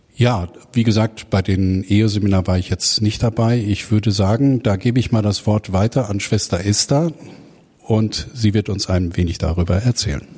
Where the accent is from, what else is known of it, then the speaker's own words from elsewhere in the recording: Herne, North Rhine-Westphalia, Germany; now in Uedem, Germany; Gebürtig komme ich aus Herne im Ruhrgebiet